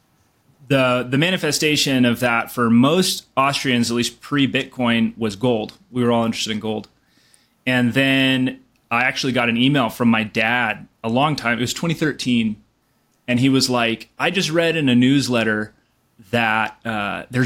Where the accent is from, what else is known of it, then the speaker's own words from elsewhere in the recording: Ojai, California, United States; moved away as an adult; also born or lived in Costa Rica / New York; now in Boulder, United States; I'm originally from Southern California, a small town called Ojai